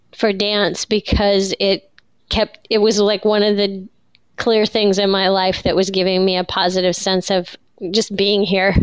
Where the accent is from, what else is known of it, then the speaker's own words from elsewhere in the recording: Iowa, United States; I grew up in Iowa